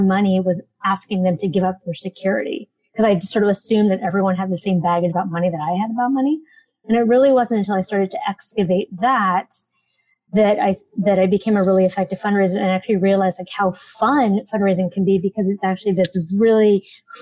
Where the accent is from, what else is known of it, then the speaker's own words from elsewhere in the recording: San Francisco, California, United States; I grew up in San Francisco